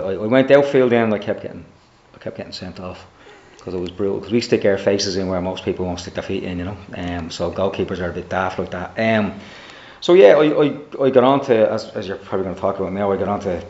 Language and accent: English; Dublin, Leinster, Ireland; also born or lived in Drimnagh, Dublin; grew up a North Sider